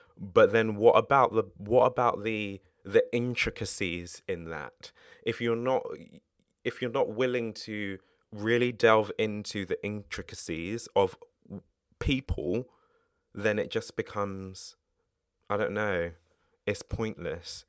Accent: United Kingdom; I'm British

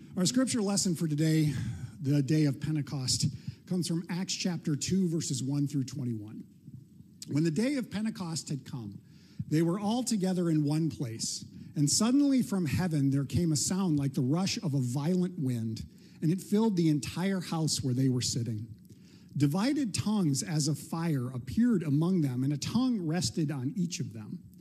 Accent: Midwest, United States; we're from the Midwest

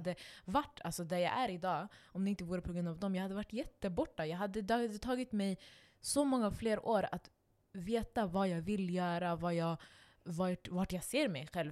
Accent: Stockholm, Stockholm County, Sweden; Alltså, för jag växte upp där. Jag växte upp på reaktor. Jag växte upp på eh, Husby ungdomsgård

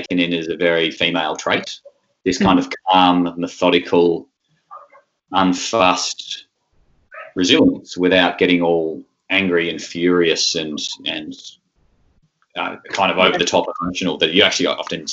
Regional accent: Tasmania, Australia; I come from Tasmania

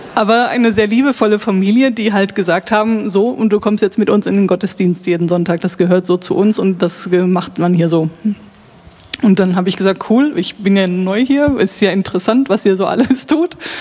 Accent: Münsterland, North Rhine-Westphalia, Germany; ich komme aus Nordrhein-Westfalen, Münsterland

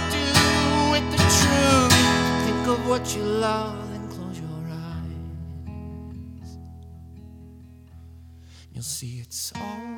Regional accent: Joshua Tree, California, United States; moved away as an adult; also born or lived in Seattle; I didn't live my entire life in Joshua Tree. I grew up in Joshua Tree

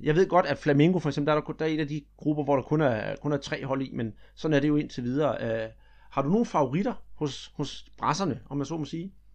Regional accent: Denmark; her hjemme i Danmark

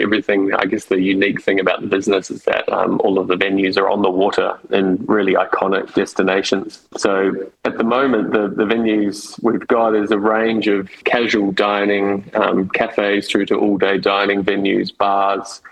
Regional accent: New Zealand; now in Sydney, Australia; I'm, I'm a Kiwi. I grew up in, in New Zealand

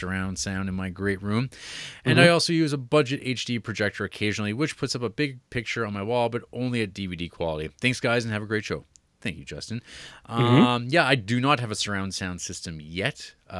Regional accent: Netherlands; I'm actually from the Netherlands, the country known for The Vanishing and Verhoeven.

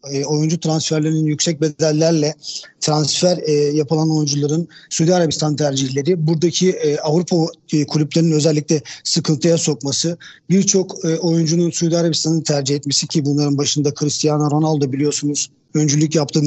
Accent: Istanbul, Turkey; 1976 İstanbul doğumluyum.

